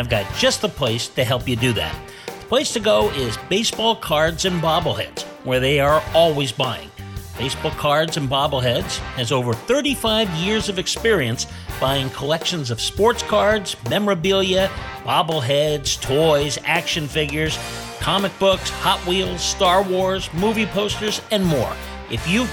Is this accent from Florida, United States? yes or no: no; Northern California, United States; I grew up in the Northern California